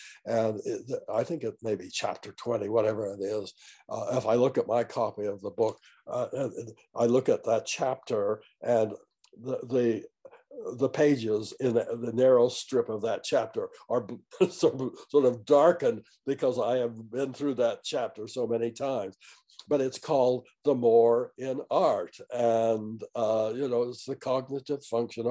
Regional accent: Fairview, United States; also born or lived in Lund, Idaho; where I grew up in Fairview

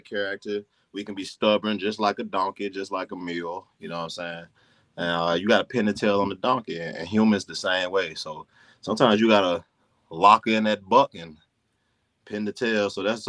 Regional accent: the South, United States; I'm from the South. I can take a son or two.

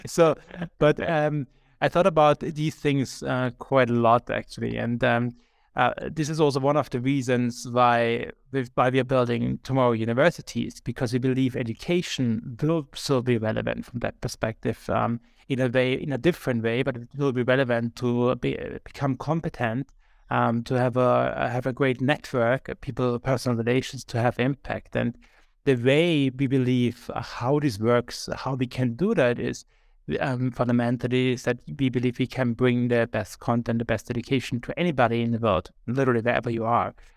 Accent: Austria; now in Berlin, Germany; I am from Austria.

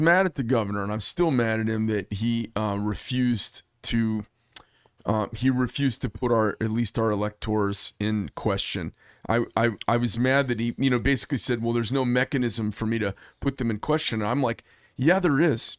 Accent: Arizona, United States; I'm from Arizona

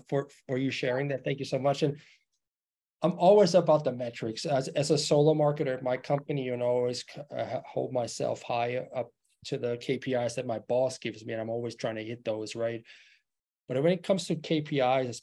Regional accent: Germany; moved away; I'm originally from Germany

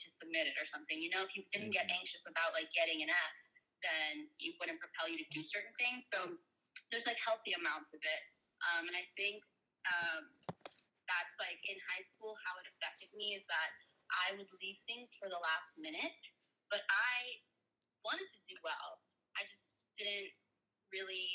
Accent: Brazil; moved away; growing up in Brazil

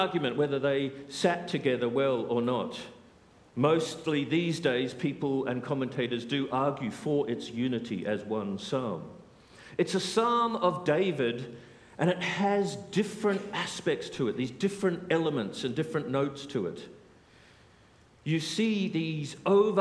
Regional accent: Australia; moved away as an adult; also born or lived in South Africa; now in United Kingdom; I'm Australian

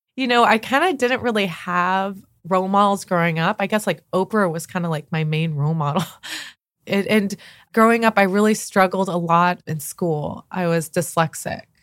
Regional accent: La Jolla, California, United States; I grew up in Southern California

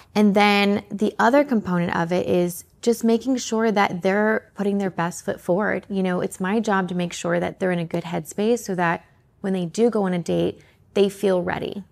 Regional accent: Canada; moved away; also born or lived in Atlanta; I'm originally from Canada, but I ended up in Atlanta.

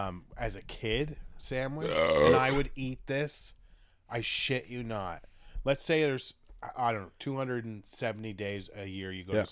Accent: Canada; We're Canadian.

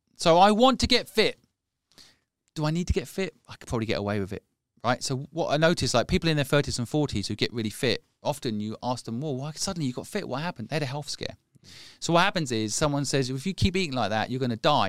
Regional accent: England, United Kingdom; I am English

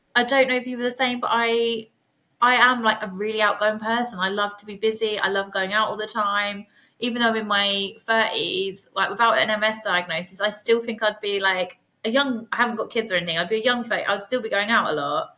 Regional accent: Suffolk, East of England, United Kingdom; also born or lived in Hull; I'm from Suffolk

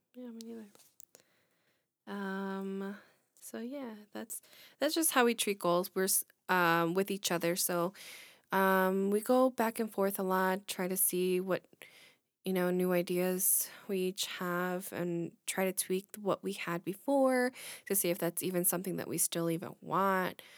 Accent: Illinois, United States; we're from Illinois

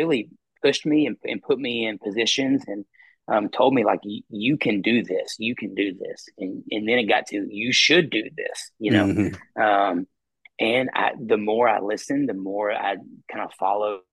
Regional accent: Mount Juliet, Tennessee, United States; moved away as an adult; now in Cookeville, United States; I'm from Mount Juliet, Tennessee, and grew up in the Mount Juliet Church

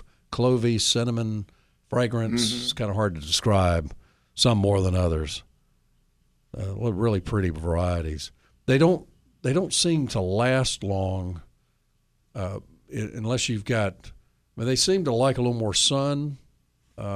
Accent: north of Nashville, Tennessee, United States; in Red Oak, north of Nashville, my hometown

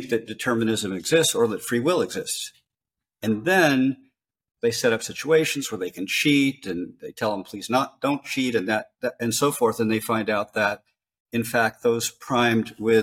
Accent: Los Angeles, California, United States; I come from LA. I come from California.

